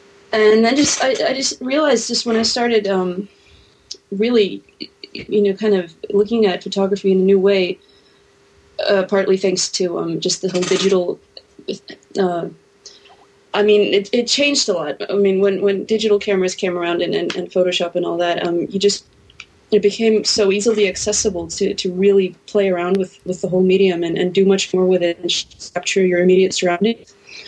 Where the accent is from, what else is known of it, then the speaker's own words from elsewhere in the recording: Hafnarfjörður, Capital Region, Iceland; English is a second language; I am at the moment I'm in Iceland, in my hometown of Hafnarfjörður.